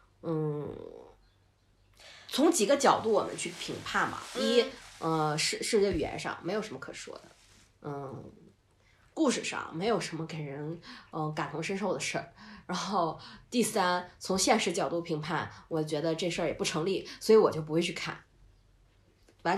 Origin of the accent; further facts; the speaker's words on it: Northeast China, China; 虽然我是东北人，但是我真的不喜欢二人转，我也不喜欢东北喊麦